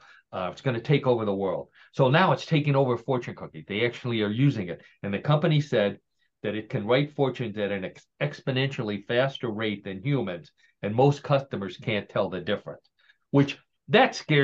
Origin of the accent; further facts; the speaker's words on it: Parma, Ohio, United States; moved away; John and I have lived in Parma, Ohio. John, for many more years than I did, but we grew up in Parma, Ohio